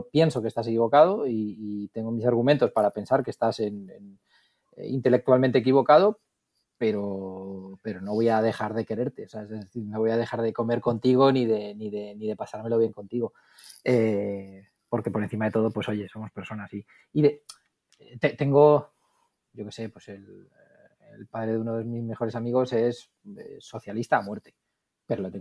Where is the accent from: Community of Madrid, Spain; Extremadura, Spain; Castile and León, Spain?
Community of Madrid, Spain; Madrid; lo que pasa es que luego también es del Barça y yo soy de Madrid